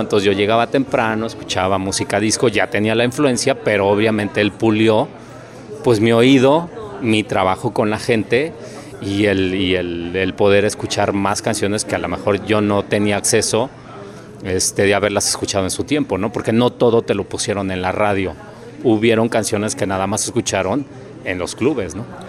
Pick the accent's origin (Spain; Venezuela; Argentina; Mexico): Mexico; Mexico City; soy de la Ciudad de México